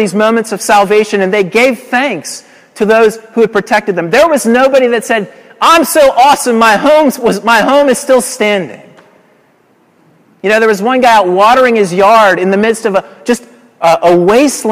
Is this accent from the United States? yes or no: yes; Colorado Springs, Colorado, United States; moved away; in Colorado Springs, which is my hometown